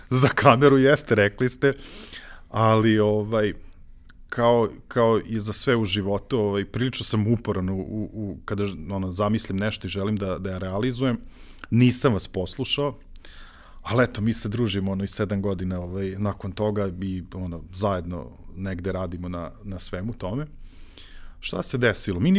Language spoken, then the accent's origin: Croatian; Zrenjanin, Vojvodina, Serbia; Ja jedini zrenjaninac